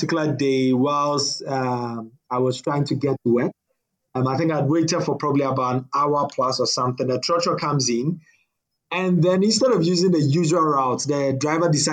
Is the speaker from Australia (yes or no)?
no; Ghana; I'm a Ghanaian, young Ghanaian